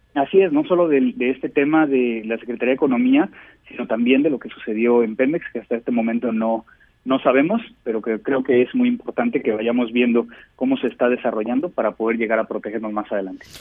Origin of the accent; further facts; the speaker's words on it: Mexico; como mexicanos